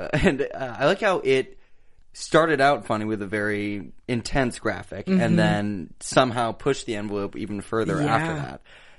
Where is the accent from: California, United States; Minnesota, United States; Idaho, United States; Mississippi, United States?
California, United States; Bay Area; now in Los Angeles, United States; We have a little NorCal pride right mm-hmm. now. I'm not from Silicon Valley, but pretty close.